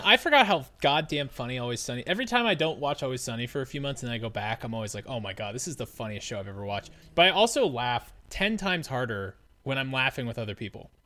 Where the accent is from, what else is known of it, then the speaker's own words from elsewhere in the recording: United States; I'm an American.